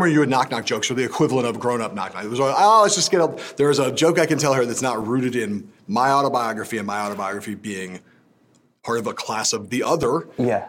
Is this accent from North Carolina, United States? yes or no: no; Los Angeles, California, United States; I was Los Angelino